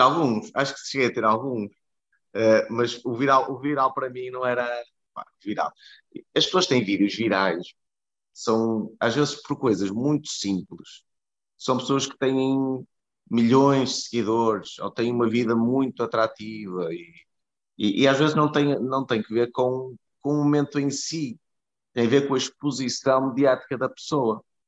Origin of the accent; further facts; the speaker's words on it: Porto, Norte, Portugal; moved away as an adult; also born or lived in Budapest / Lisbon; o Porto é onde eu nasci, é onde, estão, onde estão os meus amigos, onde estão os meus pais, onde está a minha família.